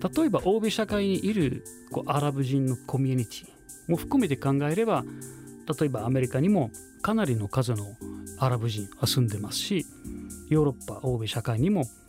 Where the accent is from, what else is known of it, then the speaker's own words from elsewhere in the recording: Cairo, Cairo Governorate, Egypt; Japanese is a second language; moved away as an adult; now in Japan; 生まれはエジプトです